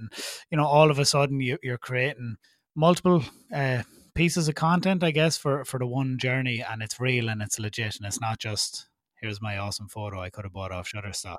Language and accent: English; Ireland; accent: Irish; my Irish accent makes me unique